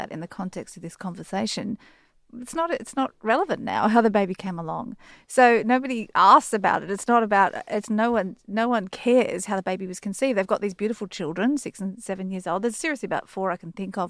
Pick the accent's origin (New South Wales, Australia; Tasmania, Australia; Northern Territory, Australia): New South Wales, Australia; Sydney; I grew up in Sydney.